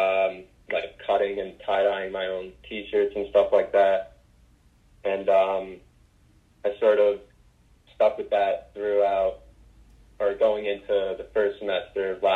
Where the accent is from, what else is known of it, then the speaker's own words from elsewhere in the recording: Livingston, New Jersey, United States; I'm from New Jersey, a town called Livingston, and I grew up playing ice hockey